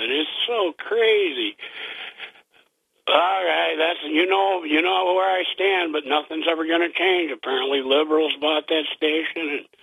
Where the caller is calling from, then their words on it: Vestal, New York, United States; from Vestal.